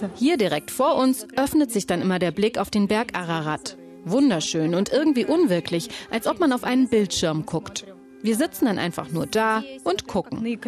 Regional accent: Russia; now in Yerevan, Armenia; Wir Russen

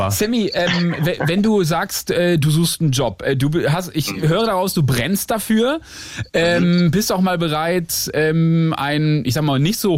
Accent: Northern Germany, Germany; ich komme aus Norddeutschland

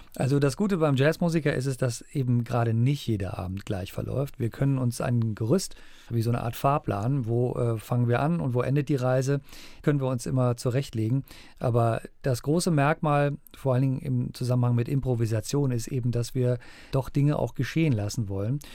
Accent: Germany; bei uns in Deutschland

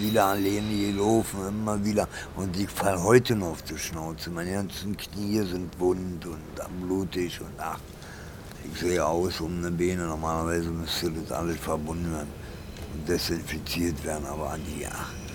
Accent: Berlin, Germany; also born or lived in Italy; Wir sind beide aus Berlin, wir sind richtige Berliner

